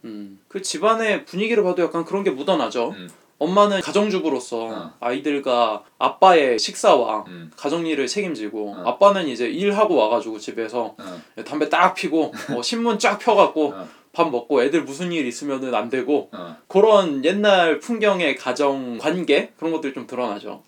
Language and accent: Korean; South Korea; 나는 한국 사람이고